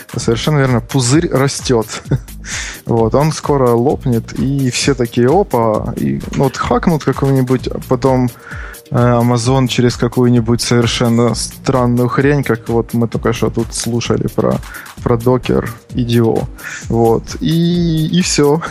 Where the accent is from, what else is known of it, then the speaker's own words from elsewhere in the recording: Kharkiv, Kharkiv Oblast, Ukraine; я из Харькова